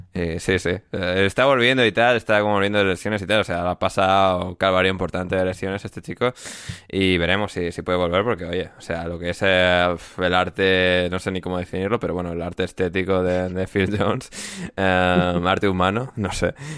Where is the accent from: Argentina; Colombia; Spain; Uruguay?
Spain; moved away as an adult; mi infancia en España